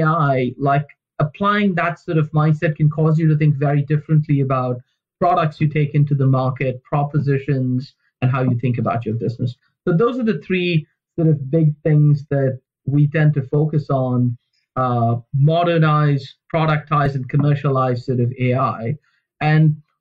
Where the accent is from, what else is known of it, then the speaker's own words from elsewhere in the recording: India; moved away; Where I grew up in India, when I was sort of young